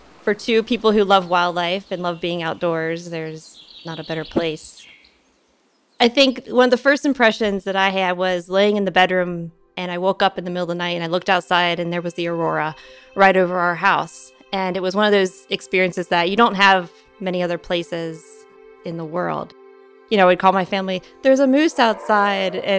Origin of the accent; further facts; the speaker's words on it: Northern Kentucky, United States; I grew up in Northern Kentucky